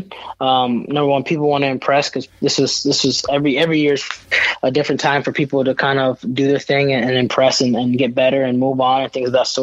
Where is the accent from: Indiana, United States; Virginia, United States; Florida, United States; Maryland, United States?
Virginia, United States; also born or lived in New York; I was born and raised in New York for a little bit before I moved to Virginia.